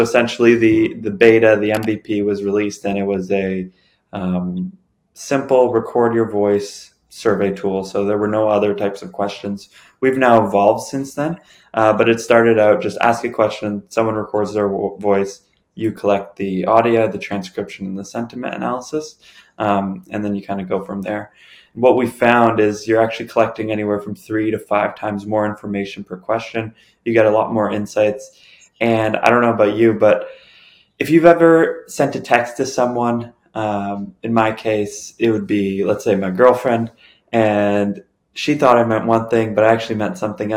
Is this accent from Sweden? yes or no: no; Toronto, Ontario, Canada; born and raised in Toronto